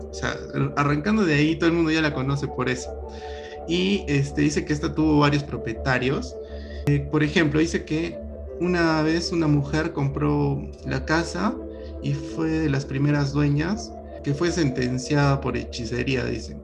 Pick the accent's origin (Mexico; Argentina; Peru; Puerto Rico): Peru; Lima; now in Arequipa, Peru; Mi mamá es limeña, bueno, yo también soy limeño, pero vivo acá mucho tiempo